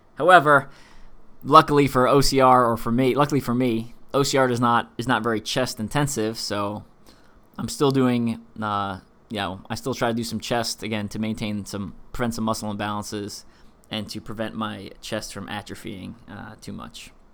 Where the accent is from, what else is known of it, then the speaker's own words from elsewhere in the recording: East Coast, United States; I'm from the East Coast